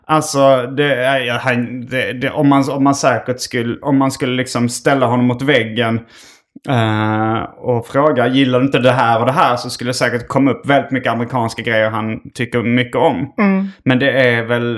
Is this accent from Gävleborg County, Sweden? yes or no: no; Skåne, Sweden; accent: Scanian; där går lite min skånska gräns